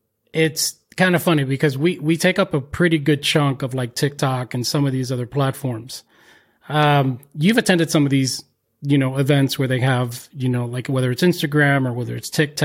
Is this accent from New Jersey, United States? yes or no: yes; Paterson, New Jersey, United States; Like I grew up in Patterson